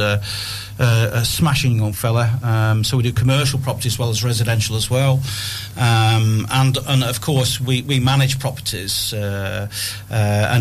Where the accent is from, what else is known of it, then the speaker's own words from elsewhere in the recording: Ribble Valley, North West England, United Kingdom; I'm sort of born and bred in the Ribble Valley. I was born in Bramley Mead in Worley, and lived in Newton in Bowland.